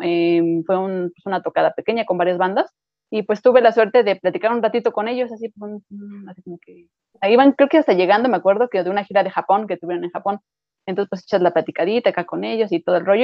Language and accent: Spanish; Mexico; somos mexicanos